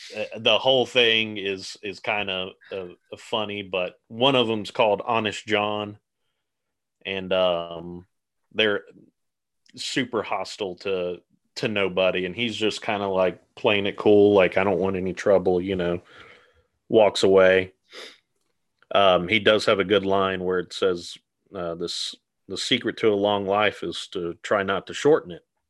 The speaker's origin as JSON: {"language": "English", "region": "Georgia", "country": "United States", "said": "we're both from Georgia"}